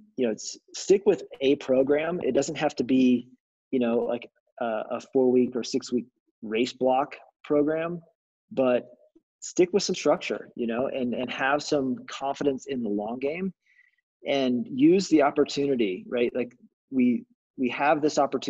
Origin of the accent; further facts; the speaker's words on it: Arkansas, United States; moved away as an adult; also born or lived in Southwest Missouri; I grew up in Arkansas